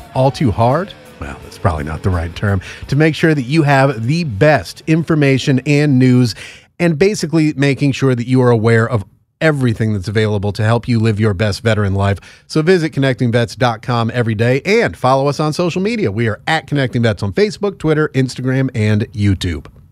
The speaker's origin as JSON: {"language": "English", "region": "Northeast", "country": "United States", "said": "I'm from the Northeast"}